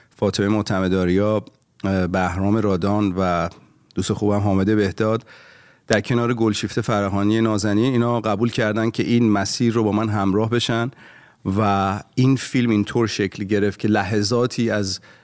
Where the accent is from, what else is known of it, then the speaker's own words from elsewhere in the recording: Iran; moved away as an adult; also born or lived in Rasht (father); now in Los Angeles, United States; من داشتم از ایران می اومدم بیرون